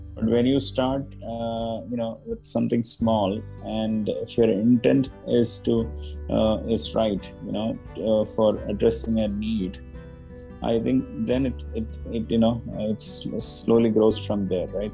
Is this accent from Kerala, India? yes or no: yes; Kerala, India; I'm from Kerala